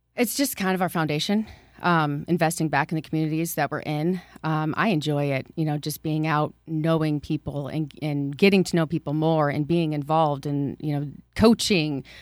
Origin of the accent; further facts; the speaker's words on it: Waterloo, Iowa, United States; I grew up in Waterloo, attended Emmanuel Lutheran, and graduated from East High School in Waterloo